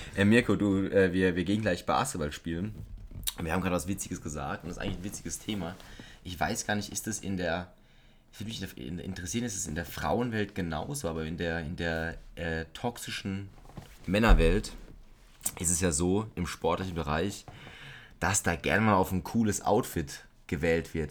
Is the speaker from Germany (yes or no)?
yes; Germany; da bin ich auch Deutscher